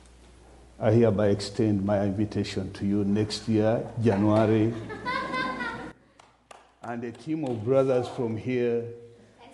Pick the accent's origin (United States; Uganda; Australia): Uganda; from Uganda, Africa